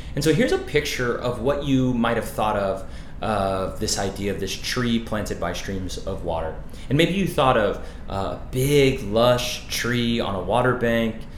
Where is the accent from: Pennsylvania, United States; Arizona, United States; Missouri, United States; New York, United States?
Arizona, United States; I, I grew up in Arizona